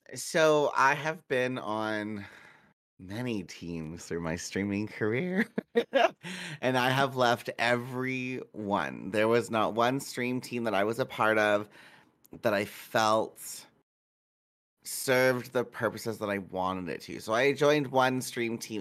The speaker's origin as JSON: {"language": "English", "region": "Manitoba", "country": "Canada", "said": "I'm from Manitoba, which is a, a shitty small little province"}